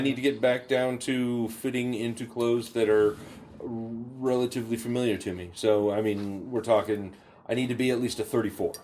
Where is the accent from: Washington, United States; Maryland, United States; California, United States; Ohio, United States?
Washington, United States; Burlington; also born or lived in Bellingham, Washington; So I grew up in Burlington